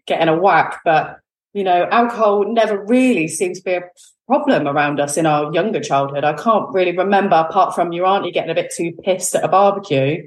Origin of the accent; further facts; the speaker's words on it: Exmouth, South West England, United Kingdom; also born or lived in Newton Abbot; So I now live in Newton Abbot. I grew up actually in Exmouth, which is a seaside town in Devon